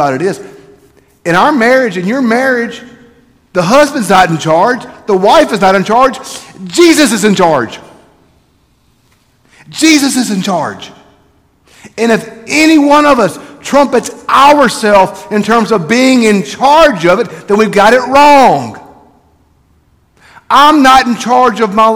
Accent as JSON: {"language": "English", "region": "South Mississippi", "country": "United States", "also_born_or_lived": "Ripley, Mississippi / Petal, Mississippi", "said": "we're from South Mississippi"}